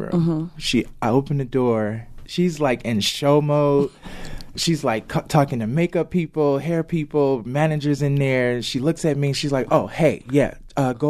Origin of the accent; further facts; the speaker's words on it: Chicago, Illinois, United States; I'm from Chicago